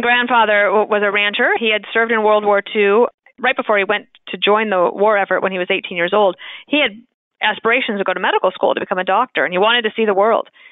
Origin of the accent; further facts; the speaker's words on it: United States; moved away as an adult; also born or lived in Wyoming / Colorado / Illinois; I grew up in Wyoming and Colorado